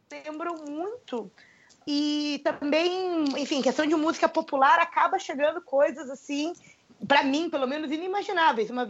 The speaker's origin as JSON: {"language": "Portuguese", "country": "Brazil", "lives_now": "Russia", "said": "engraçado que às vezes a gente vai para bares com amigos com música ao vivo e as pessoas percebem que a gente é brasileiro."}